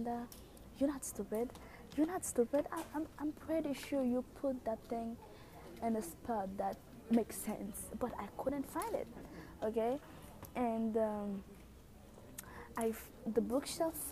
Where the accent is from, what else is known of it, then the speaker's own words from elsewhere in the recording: Haiti; English is a second language; now in Tokyo, Japan; I have a very thick accent. That's because I'm from Haiti, and English is like my third language.